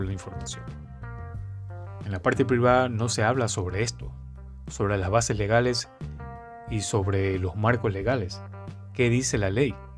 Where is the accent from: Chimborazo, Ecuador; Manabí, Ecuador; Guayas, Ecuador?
Guayas, Ecuador; Guayaquil; soy de Ecuador, de la ciudad de Guayaquil